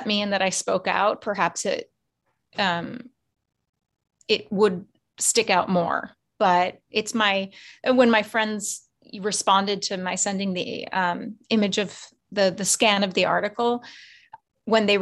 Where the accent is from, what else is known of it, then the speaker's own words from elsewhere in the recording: Irvine, California, United States; now in New York City, United States; my home state